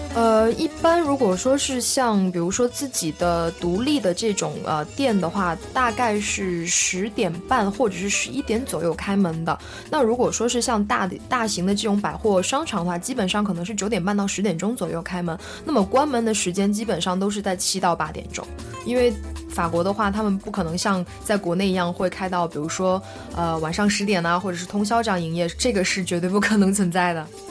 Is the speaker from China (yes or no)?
yes; China; now in France; 作为一个中国人